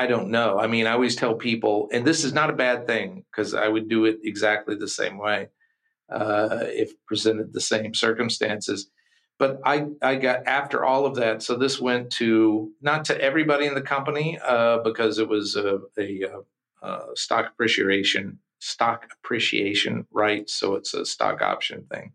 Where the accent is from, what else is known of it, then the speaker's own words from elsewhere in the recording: Kentucky, United States; we're from Kentucky